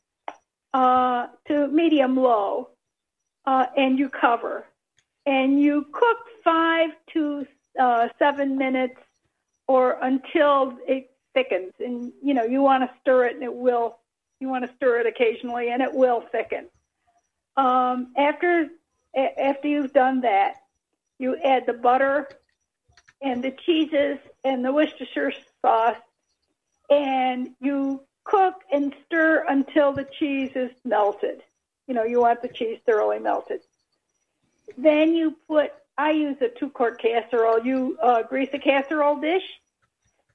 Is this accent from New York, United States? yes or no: yes; Elmira, New York, United States; moved away; also born or lived in Baltimore; I was born in Elmira, New York